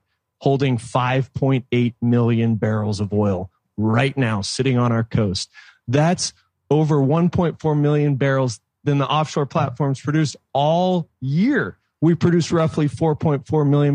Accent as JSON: {"language": "English", "town": "San Diego", "region": "California", "country": "United States", "tie": "born or raised there", "said": "California native, born and raised in San Diego"}